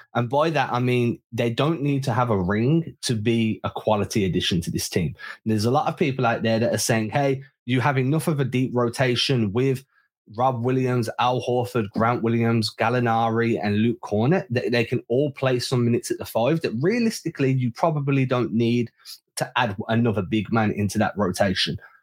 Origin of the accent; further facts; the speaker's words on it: England, United Kingdom; as an Englishman